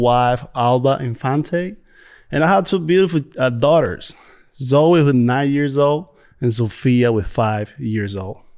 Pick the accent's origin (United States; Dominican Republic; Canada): Dominican Republic; moved away; I came from Dominican Republic, and, uh, it's a beautiful place, beautiful beaches.